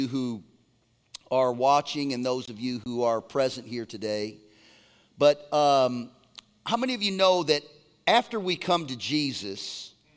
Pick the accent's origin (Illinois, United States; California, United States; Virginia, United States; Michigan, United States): California, United States; Laguna Beach; I'm from Laguna Beach, California